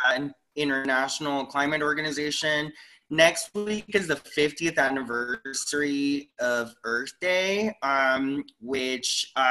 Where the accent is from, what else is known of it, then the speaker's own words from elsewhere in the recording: Yakima Reservation, Washington, United States; I'm from the Cowiche Canyon Conservancy and I'm also from the Native community and the Yakima Reservation.